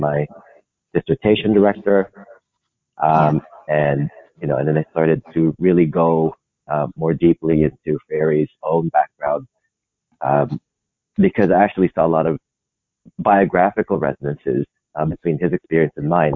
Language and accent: English; Philippines; moved away as an adult; now in United States; I'm from the Philippines. Yeah, and I came to the US